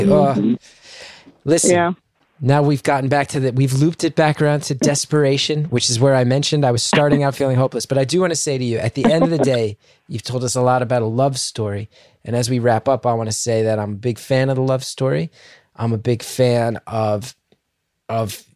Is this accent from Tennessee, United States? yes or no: no; New York, United States; I grew up in New York where I remember Bernie Getz and the Central Park Five